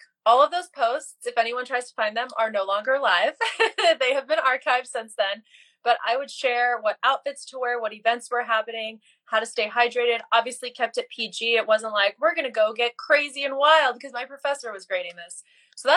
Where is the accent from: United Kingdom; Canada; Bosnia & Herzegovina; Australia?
Bosnia & Herzegovina; now in United States; I'm originally from Bosnia, came here to the US as a refugee back in the early 90s